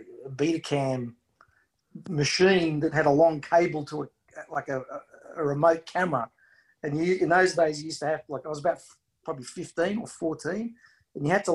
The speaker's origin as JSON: {"language": "English", "town": "Sydney", "region": "New South Wales", "country": "Australia", "tie": "born or raised there", "said": "Inner city Sydney"}